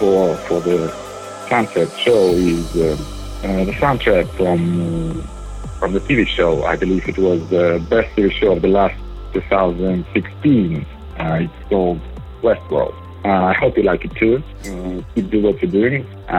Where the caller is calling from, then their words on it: Yekaterinburg, Sverdlovsk Oblast, Russia; I'm calling you from Russia.